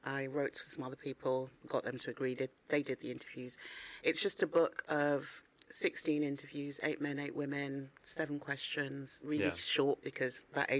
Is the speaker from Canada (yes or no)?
no; Ghana; I felt guilty because I knew that I'm from Ghana and my country needed the skills